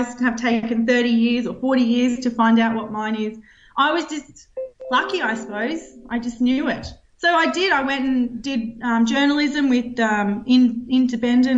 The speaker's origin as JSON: {"language": "English", "town": "Roma", "region": "Queensland", "country": "Australia", "tie": "born or raised there", "also_born_or_lived": "Brisbane", "said": "I got placed at the paper in Roma, where I grew up."}